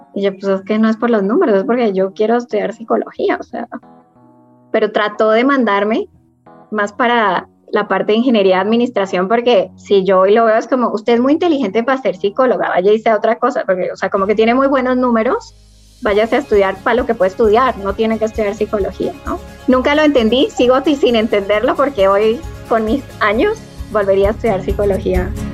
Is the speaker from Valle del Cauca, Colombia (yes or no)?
yes; Cali, Valle del Cauca, Colombia; Yo nací en Cali